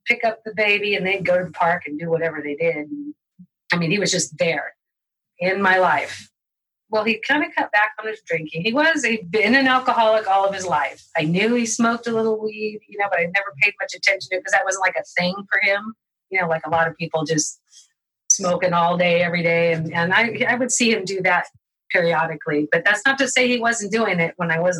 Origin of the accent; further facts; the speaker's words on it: Modesto, California, United States; my sisters and I were growing up in Modesto